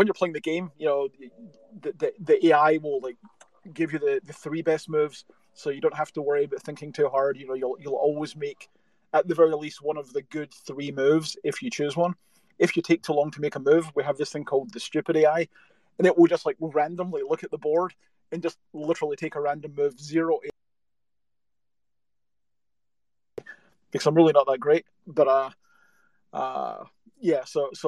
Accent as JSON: {"language": "English", "region": "Scotland", "country": "United Kingdom", "said": "I'm from Scotland, so I also talk very quickly just by default"}